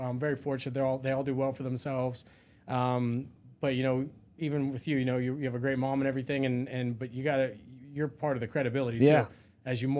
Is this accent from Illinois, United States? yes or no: no; Pennsylvania, United States; Yeah, I grew up 30 minutes south of Pittsburgh.